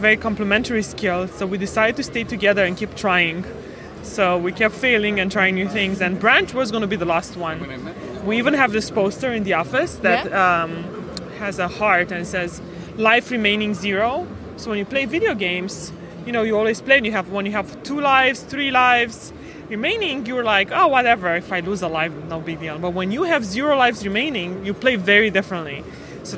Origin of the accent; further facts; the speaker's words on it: Romania; moved away as an adult; now in United States; I am originally from Romania. From Romania, Eastern Europe. I moved to the United States about 16 years ago for college